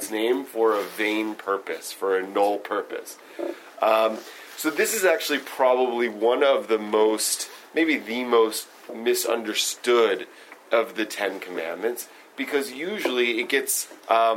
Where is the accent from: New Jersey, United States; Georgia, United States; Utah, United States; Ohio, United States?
Georgia, United States; Stone Mountain; I grew up in Stone Mountain, Georgia